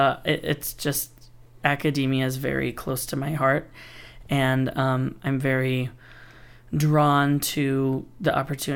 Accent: Appalachia, United States; We're from Appalachia, so we were a singing family, and we would go sing Southern gospel music at churches, camp meetings, nursing homes, stuff like that.

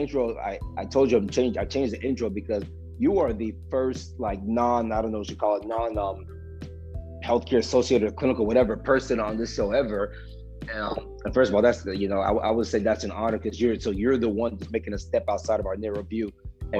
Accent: Texas, United States; I'm from Texas

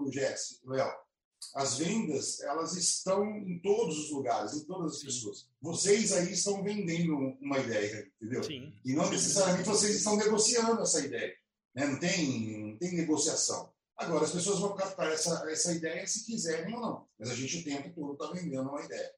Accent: Alfenas, Minas Gerais, Brazil; moved away as an adult; now in Campinas, Brazil; E eu vim de Alfenas, né? Eu, eu morava em Alfenas, no estado lá do sul de Minas

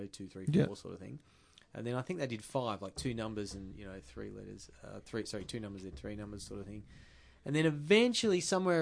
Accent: Victoria, Australia; I am from Victoria.

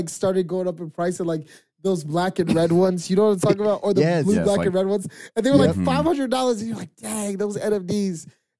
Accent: Philadelphia, Pennsylvania, United States; I grew up in Philadelphia.

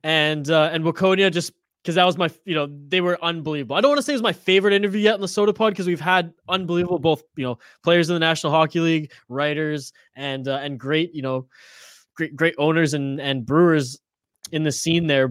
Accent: Canada; I'm Canadian

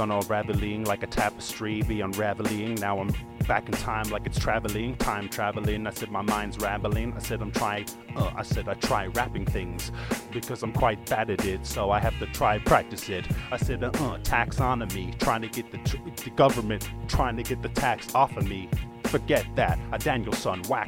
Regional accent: Ireland; I was born and raised in Ireland

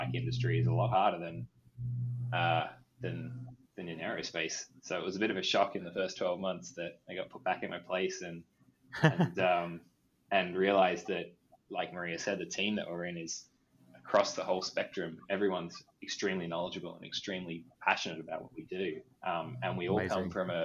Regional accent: Sydney, New South Wales, Australia; moved away; I grew up in Sydney, Australia

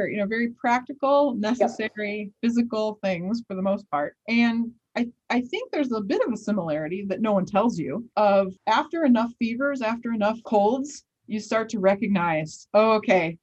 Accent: Chicago, Illinois, United States; as a child growing up in the South Side of Chicago in the late 80s and early 90s

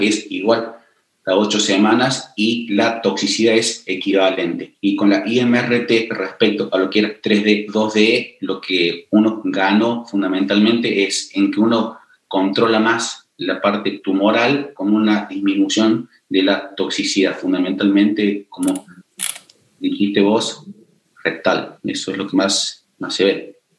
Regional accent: Córdoba, Argentina; also born or lived in Paris, France; soy cordobés, se darán cuenta cómo hablo

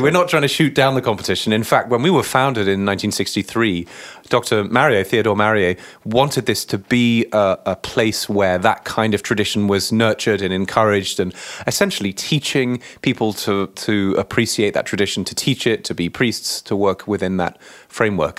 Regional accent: Chelmsford, East of England, United Kingdom; moved away as an adult; also born or lived in New York City; now in Cambridge, Massachusetts, United States; I grew up in the Anglican Church in a, in my cathedral in my local hometown in Chelmsford, just outside of London in Essex.

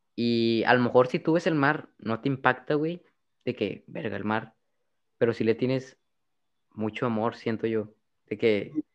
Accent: Monterrey, Nuevo León, Mexico; also born or lived in Dallas; yo crecí en Monterrey, güey. Nací en Dallas, pero toda mi vida, en, eh, toda mi vida, todos mis 17 años, he vivido en la misma casa

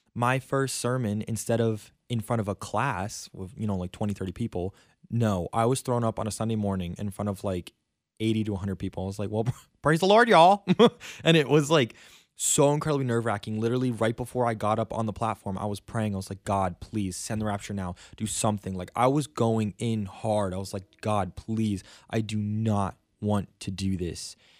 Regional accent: South Florida, United States; moved away as an adult; now in Stockton, United States; I am from South Florida, and I've lived there my entire life. I was born and raised there

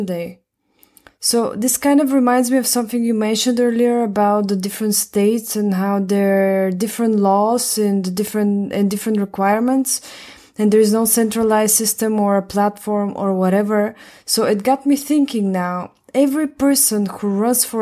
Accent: Bulgaria; I'm from Bulgaria

